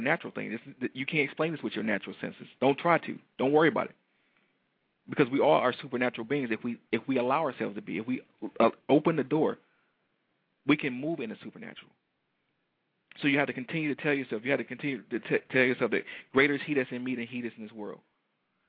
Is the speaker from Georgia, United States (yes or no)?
no; Detroit, Michigan, United States; a young black male from Detroit